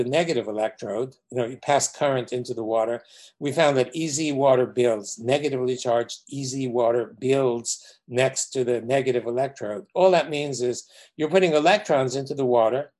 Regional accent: New York City, New York, United States; growing up in New York City, in Brooklyn

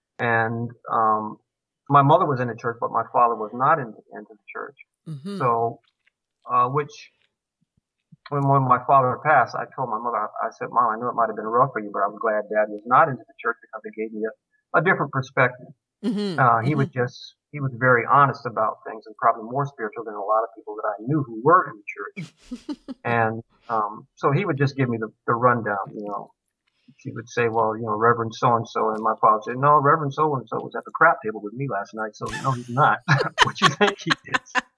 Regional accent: Georgia, United States; I was born in Georgia, in the segregated South, and raised partially there.

